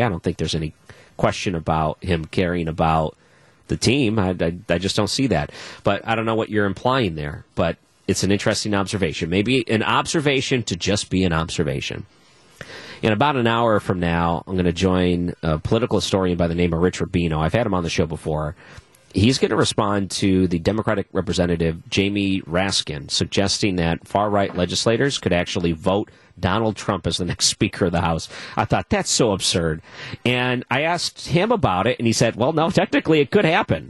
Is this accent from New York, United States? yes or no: no; Detroit, Michigan, United States; moved away; When I was growing up in Detroit